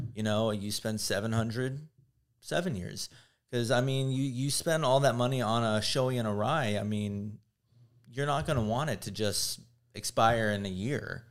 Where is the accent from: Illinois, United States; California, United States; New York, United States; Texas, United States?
Texas, United States; Houston; now in Los Angeles, United States; growing up in Houston, Texas